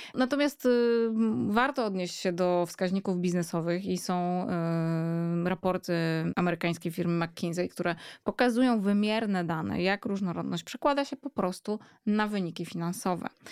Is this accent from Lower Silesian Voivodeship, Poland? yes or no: no; Warsaw, Masovian Voivodeship, Poland; dorastałam w Warszawie